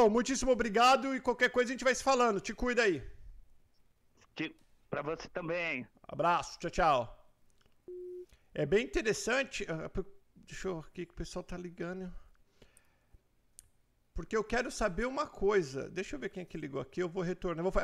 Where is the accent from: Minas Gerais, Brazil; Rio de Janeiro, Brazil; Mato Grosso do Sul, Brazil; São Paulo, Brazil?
Mato Grosso do Sul, Brazil; Dourados; Sou de Dourados, Mato Grosso do Sul.